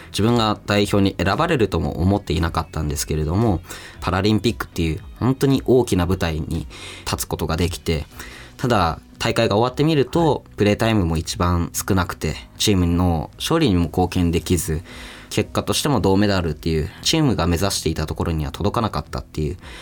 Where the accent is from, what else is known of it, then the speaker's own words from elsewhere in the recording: Fukushima, Japan; 僕の地元である福島県に来てくださって